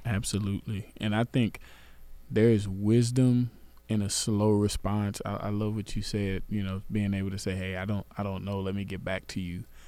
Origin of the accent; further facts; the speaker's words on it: Garland, Texas, United States; I grew up in Garland